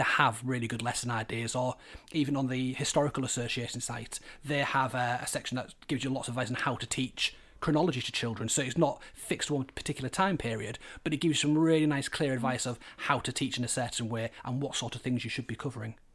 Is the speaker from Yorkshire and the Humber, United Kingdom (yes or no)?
yes; Hull, Yorkshire and the Humber, United Kingdom; also born or lived in York; when you grow up in Hull you are quite keen to spread your wings and go other places